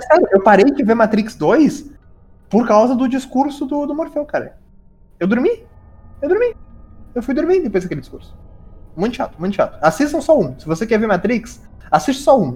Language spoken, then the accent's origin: Portuguese; South Region, Brazil; eu que sou do Sul